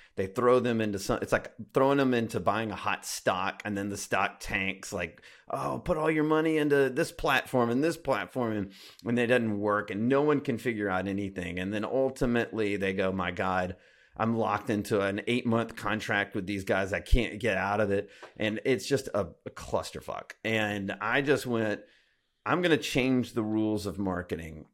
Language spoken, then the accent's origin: English; Alabama, United States; I grew up in Alabama